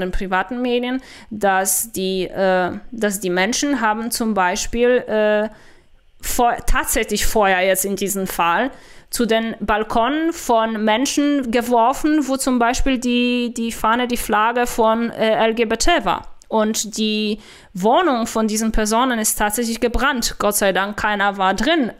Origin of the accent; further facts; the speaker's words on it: Poland; German is a second language; now in Germany; Ich werde nie eine Deutsche sein, ich bin eine Polin